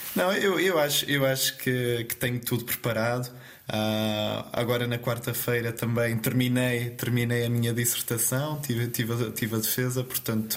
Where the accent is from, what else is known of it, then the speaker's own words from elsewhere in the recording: Terceira Island, Azores, Portugal; moved away as an adult; now in Braga, Portugal; eu sou natural então da Ilha Terceira